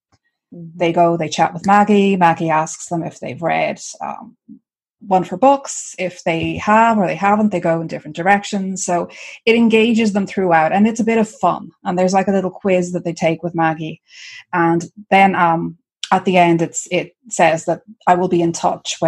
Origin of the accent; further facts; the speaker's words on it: Ireland; I am Irish.